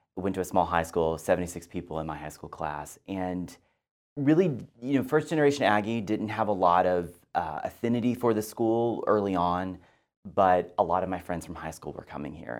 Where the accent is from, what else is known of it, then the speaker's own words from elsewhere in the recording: Texas, United States; moved away as an adult; also born or lived in Washington, D.C. / New York; Well, I grew up in Texas and I went to Texas A and M